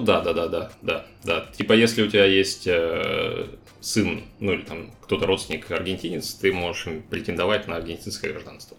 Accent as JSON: {"language": "Russian", "town": "Novosibirsk", "region": "Novosibirsk Oblast", "country": "Russia", "moved": "as an adult", "lives_now": "Argentina", "said": "Я вообще из Новосибирска, сам"}